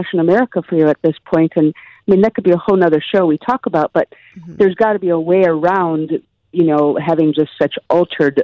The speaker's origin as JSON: {"language": "English", "region": "Midwest", "country": "United States", "tie": "born or raised there", "said": "I grew up in the Midwest."}